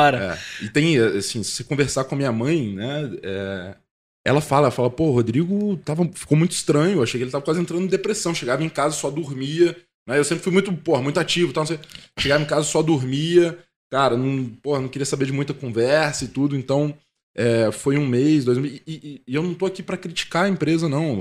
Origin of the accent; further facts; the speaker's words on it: Guarapari, Espírito Santo, Brazil; moved away as an adult; also born or lived in Vitória; now in São Paulo, Brazil; eu nasci em Guarapari, fui criado lá